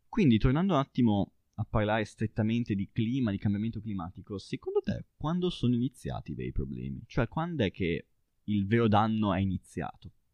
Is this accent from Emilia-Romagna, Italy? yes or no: yes; Baiso, Emilia-Romagna, Italy; io parlo da piccolo ragazzo di un paese di montagna e da una collina nel mio paese che si chiama Baiso si vede Sassuolo